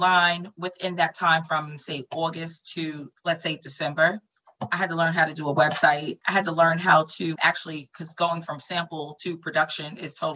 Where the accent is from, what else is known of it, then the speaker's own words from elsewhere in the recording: Flushing, New York, United States; I grew up in Flushing in co-op buildings.